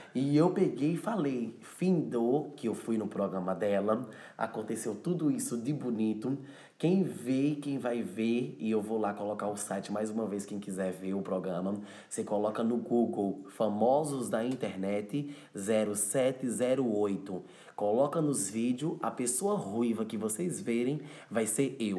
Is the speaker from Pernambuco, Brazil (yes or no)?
yes; Cabrobó, Pernambuco, Brazil; born or raised there; accent: nordestino; also born or lived in São Paulo, Brazil; now in Lisbon, Portugal